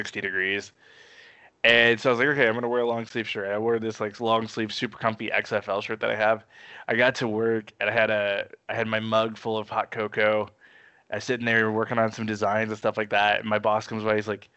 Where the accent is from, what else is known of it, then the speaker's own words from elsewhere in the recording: St. Joseph, Missouri, United States; I grew up in St. Joe, Missouri